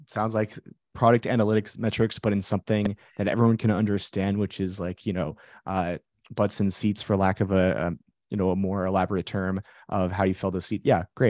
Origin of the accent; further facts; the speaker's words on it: San Francisco Bay Area, California, United States; Okay. Yes, I'm from the Bay Area